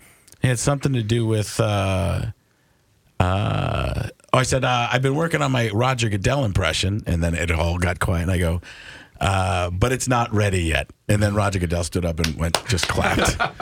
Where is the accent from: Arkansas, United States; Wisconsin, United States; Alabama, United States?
Wisconsin, United States; Waukesha; I grew up in Waukesha.